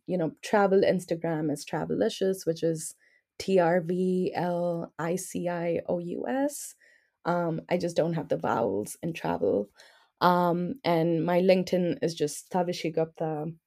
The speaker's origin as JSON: {"language": "English", "town": "New Delhi", "region": "Delhi", "country": "India", "said": "I'm from New Delhi"}